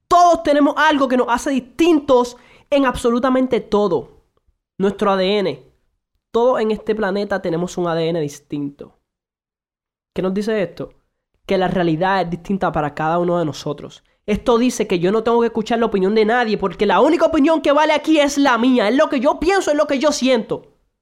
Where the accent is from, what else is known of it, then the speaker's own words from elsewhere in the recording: Puerto Rico; also born or lived in Santo Domingo, Dominican Republic; nací originalmente en República Dominicana, Santo Domingo, actualmente vivo en Puerto Rico